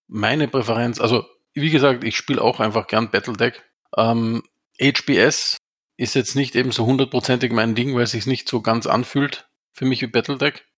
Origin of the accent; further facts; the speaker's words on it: Austria; wie man bei uns in Österreich sagt